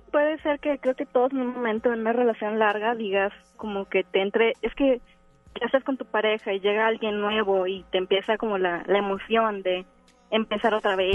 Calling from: García, Nuevo León, Mexico; De García Nabolén.

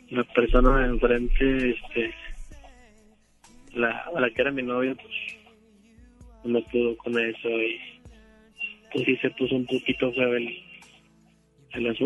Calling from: San Nicolás, Nuevo León, Mexico; De acá de San Nicolás.

